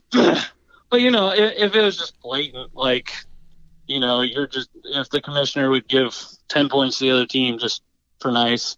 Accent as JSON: {"language": "English", "region": "South Carolina", "country": "United States", "said": "I'm, I'm from South Carolina."}